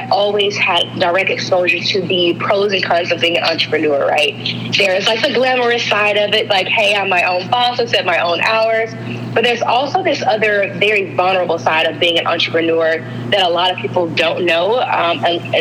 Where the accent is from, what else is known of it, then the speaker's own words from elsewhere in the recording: Alabama, United States; I am from Alabama.